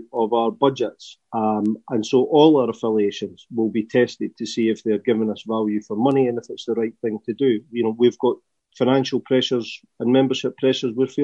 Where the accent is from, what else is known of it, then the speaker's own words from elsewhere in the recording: Scotland, United Kingdom; accent: Scottish; you tell by my accent, I'm Scottish.